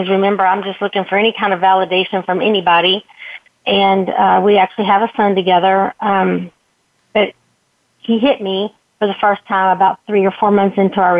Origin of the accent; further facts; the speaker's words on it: Texas, United States; I grew up in the Texas beauty pageant system